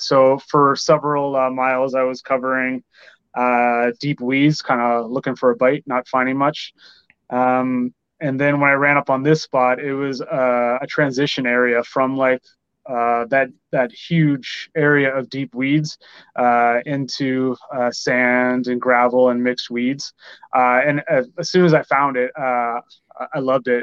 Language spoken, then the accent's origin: English; Windsor, Ontario, Canada; also born or lived in Toronto area, Canada; I grew up in Windsor